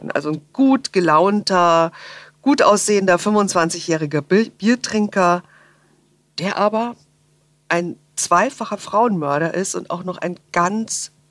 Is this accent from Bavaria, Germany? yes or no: yes; Munich, Bavaria, Germany; Ich bin ja Münchnerin und war tatsächlich im Jahr 2000, äh, wir haben gesagt, damals hieß es die Jahrtausendwiesen natürlich, ähm, war ich ganz fürchterlich oft auf der Wiesen.